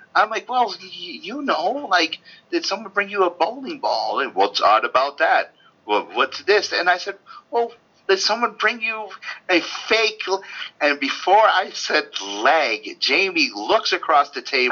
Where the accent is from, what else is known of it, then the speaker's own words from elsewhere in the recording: Norwalk, Connecticut, United States; growing up in Connecticut, Norwalk, Connecticut, close to New York